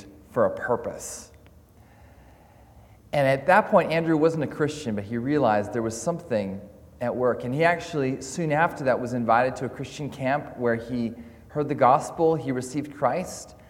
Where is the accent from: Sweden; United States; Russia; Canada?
Canada; now in Scotland, United Kingdom; I'm Canadian